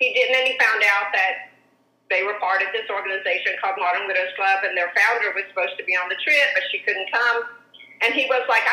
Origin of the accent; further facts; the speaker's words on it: Arkansas, United States; moved away; also born or lived in California; we both grew up in Arkansas, in small towns.